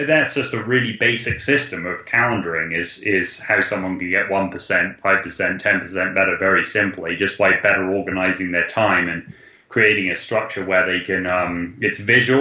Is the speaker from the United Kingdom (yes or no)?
yes; United Kingdom; we're British